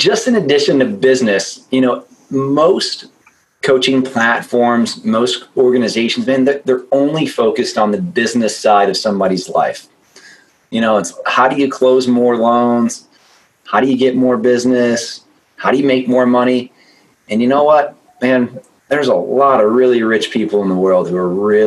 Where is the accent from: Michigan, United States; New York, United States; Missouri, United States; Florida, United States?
Missouri, United States; St. Louis; From St. Louis, Missouri.